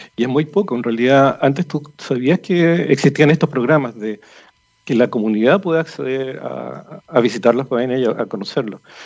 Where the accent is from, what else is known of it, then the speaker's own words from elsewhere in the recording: Rancagua, O'Higgins, Chile; yo soy de Rancagua y mi papá trabajó toda su vida en el Teniente